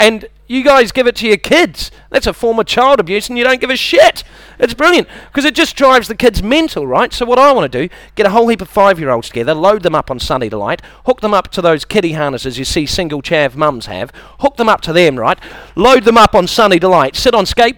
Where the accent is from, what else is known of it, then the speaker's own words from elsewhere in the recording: New Zealand; moved away; I've got a bit of an accent. I'm from New Zealand